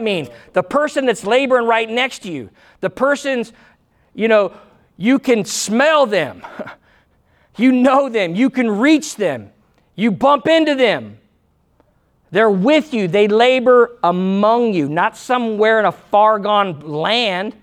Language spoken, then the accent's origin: English; United States; I'm Christian first. I'm American second